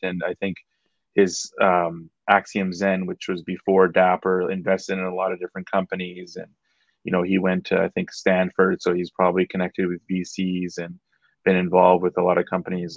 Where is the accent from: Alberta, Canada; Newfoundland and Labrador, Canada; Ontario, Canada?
Alberta, Canada; Edmonton; a, guy I grew up with back in Edmonton